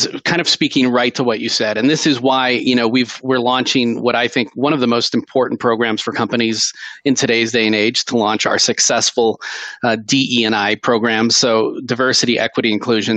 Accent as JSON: {"language": "English", "town": "Seattle", "region": "Washington", "country": "United States", "tie": "born or raised there", "said": "I grew up in Seattle"}